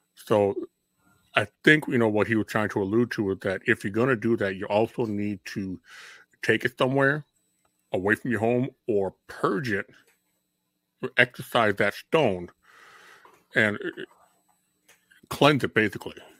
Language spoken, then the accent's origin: English; Minnesota, United States; we grew up in Minnesota.